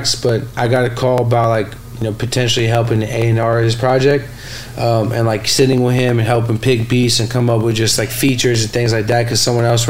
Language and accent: English; San Francisco, California, United States; the neighborhood I grew up in on California and Fillmore, my dad's restaurant used to be on top of our on the bottom of our